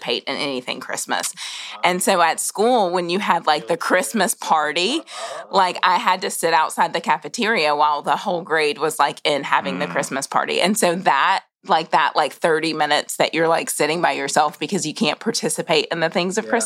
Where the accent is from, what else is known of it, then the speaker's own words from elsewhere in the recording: the Bible Belt, United States; growing up in the Bible Belt